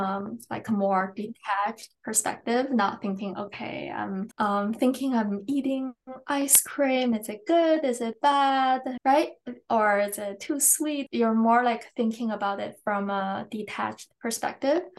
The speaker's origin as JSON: {"language": "English", "country": "China", "tie": "born or raised there", "also_born_or_lived": "England", "moved": "yes", "lives_now": "Canada", "said": "First, I was born in China. I went to boarding school in England and I came to Canada for university and now I'm still in Canada"}